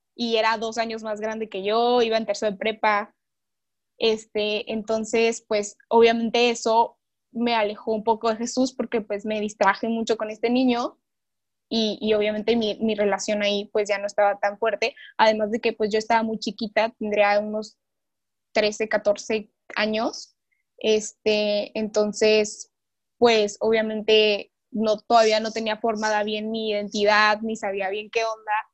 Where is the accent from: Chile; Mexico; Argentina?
Mexico; also born or lived in Chiapas / Monterrey; soy mexicana, tengo 18 años